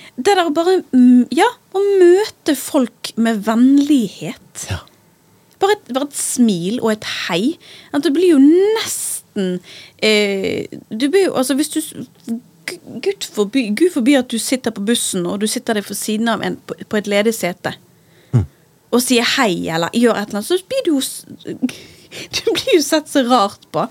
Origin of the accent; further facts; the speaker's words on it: Bergen, Vestland, Norway; also born or lived in New York; som en bergenser på Manhattan